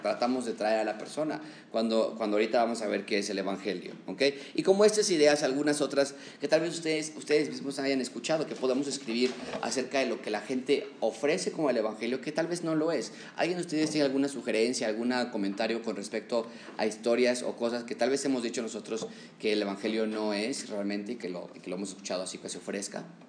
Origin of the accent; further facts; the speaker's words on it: Mexico; como mexicanos somos muy cordiales